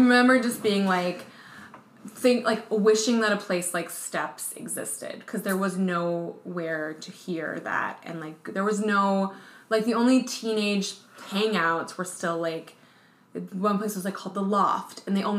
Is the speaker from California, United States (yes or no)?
no; Madison, Wisconsin, United States; I grew up in Madison, Wisconsin.